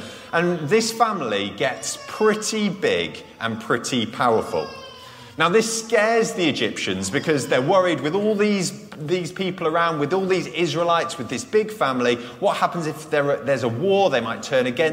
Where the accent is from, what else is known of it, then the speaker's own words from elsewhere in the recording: United Kingdom; I'm British